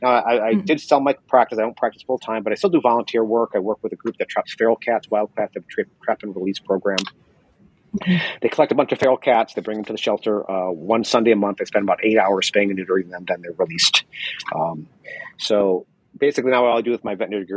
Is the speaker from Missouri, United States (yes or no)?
yes; St. Louis, Missouri, United States; moved away as an adult; also born or lived in Sacramento; I grew up in St. Louis.